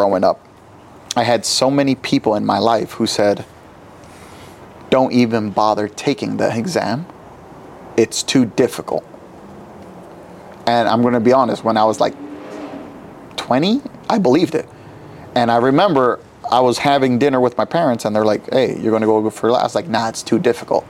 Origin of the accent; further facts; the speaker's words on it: New York City, New York, United States; when I was growing up in New York City